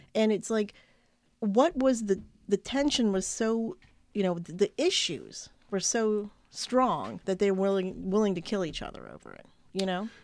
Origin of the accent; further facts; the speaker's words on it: United States; as an American